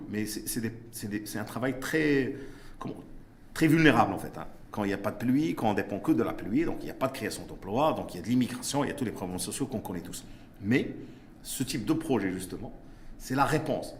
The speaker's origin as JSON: {"language": "French", "country": "Morocco", "said": "je suis marocain, j'investis au Maroc."}